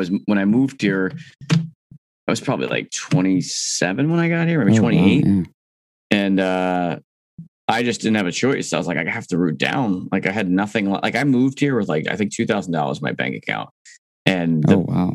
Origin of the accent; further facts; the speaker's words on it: Mahwah, New Jersey, United States; moved away as an adult; also born or lived in Alaska; now in Chicago, United States; I'm from Mahwah, which is Bergen County, which is pretty close to New York